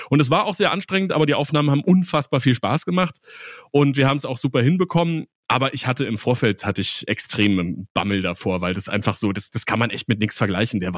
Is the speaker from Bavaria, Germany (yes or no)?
yes; Bavaria, Germany; accent: Bavarian; und habe hab meinen bayerischen Akzent abgestellt, irgendwie so gut es ging